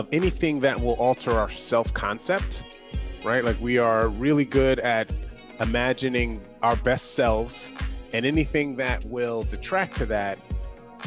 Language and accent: English; New York, United States; I'm a New Yorker